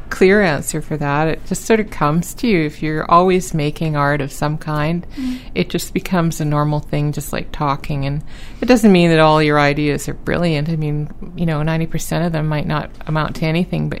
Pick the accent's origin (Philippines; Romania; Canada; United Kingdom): Canada; Vancouver, British Columbia; now in St. John's, Canada; I'm from Vancouver originally